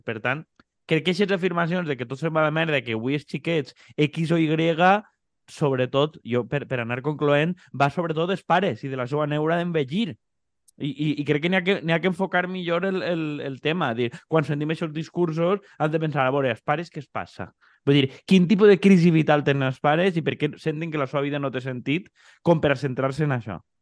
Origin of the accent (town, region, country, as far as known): Xàbia, Valencian Community, Spain